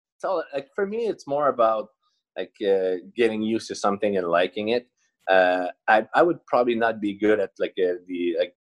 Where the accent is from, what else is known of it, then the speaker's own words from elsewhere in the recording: four or five hours from Montreal, Quebec, Canada; i grew up for probably four or five hours away from uh, montreal